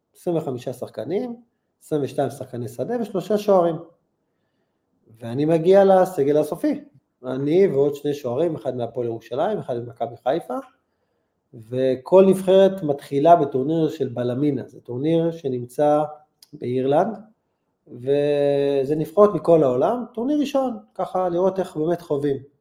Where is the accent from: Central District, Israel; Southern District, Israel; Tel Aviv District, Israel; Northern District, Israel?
Tel Aviv District, Israel; Holon; והייתי גר בחולון